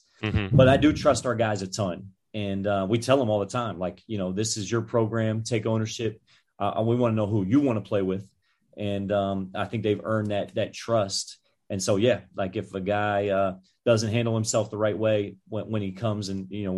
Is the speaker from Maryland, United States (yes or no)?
yes; Maryland, United States; I'm from Maryland